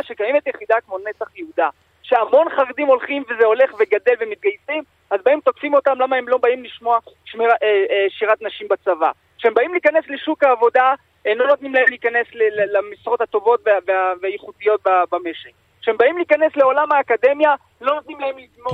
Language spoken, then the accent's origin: Hebrew; France; now in Israel; אני מגיע מצרפת